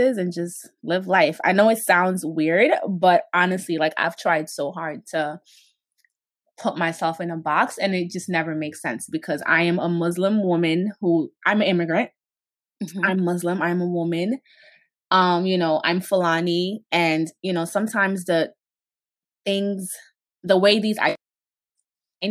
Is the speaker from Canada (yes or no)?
no; Guinea; now in Brooklyn, United States; I'm originally from Guinea, West Africa